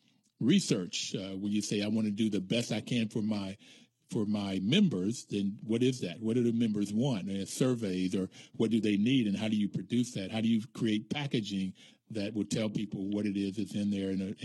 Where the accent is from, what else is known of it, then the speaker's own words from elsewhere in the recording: Bluefield, United States; my hometown in Bluefield